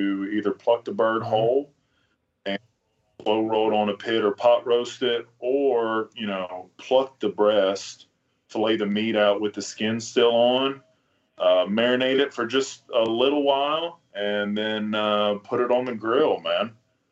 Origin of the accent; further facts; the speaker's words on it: Bellville, Texas, United States; moved away; also born or lived in Alberta, Canada; I'm from Belleville, Texas originally, so just north of Sealy, where the prairie kind of started and where all the specks and snows used to go. I hunted them very few times as a child growing up